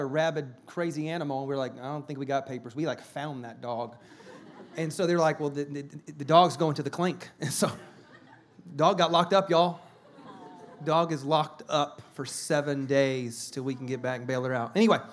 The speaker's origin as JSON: {"language": "English", "region": "South Carolina", "country": "United States", "also_born_or_lived": "California", "moved": "yes", "said": "I'm from South Carolina"}